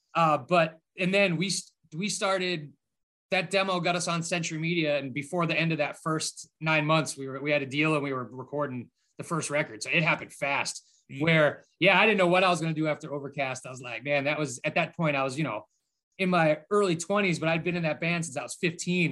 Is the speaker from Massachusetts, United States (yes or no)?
yes; Boston, Massachusetts, United States; moved away as an adult; also born or lived in Framingham, Massachusetts; now in Midwest, United States; I lived in Boston forever